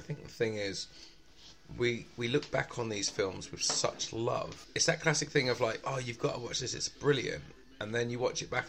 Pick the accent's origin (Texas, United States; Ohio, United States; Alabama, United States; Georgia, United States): Alabama, United States; A stereotypical Alabama. I'm from Alabama. You just gotta slow it down.